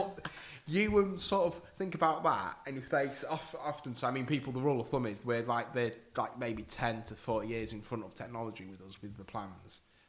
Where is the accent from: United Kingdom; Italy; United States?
United Kingdom; Grimsby, Yorkshire and the Humber